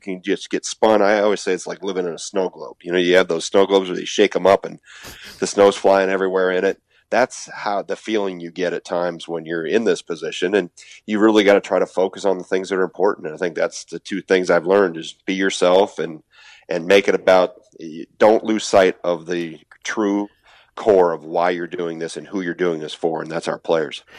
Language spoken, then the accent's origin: English; Wisconsin, United States; not leave my home state